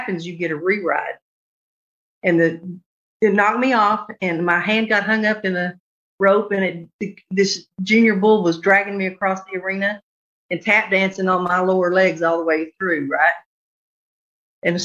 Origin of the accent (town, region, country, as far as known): Texas, United States; born or raised there